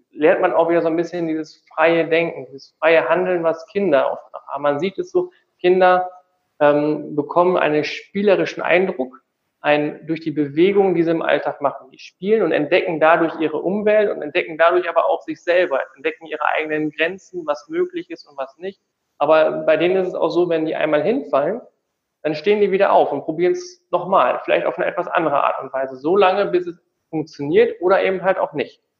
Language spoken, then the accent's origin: German; Tecklenburg, North Rhine-Westphalia, Germany; ich komme gebürtig aus Tecklenburg, also so ein kleiner Ort zwischen Münster und und Osnabrück in Nordrhein-Westfalen.